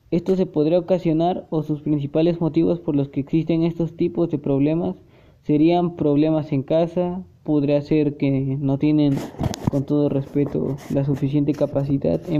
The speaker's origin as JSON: {"language": "Spanish", "region": "Puebla", "country": "Mexico", "said": "Soy de nacionalidad mexicana del estado de Puebla. Aún me considero mitad poblana y mitad oaxaqueña, ya que mi papá es poblano y mi mamá es oaxaqueña. Pero yo nací en el estado de Puebla."}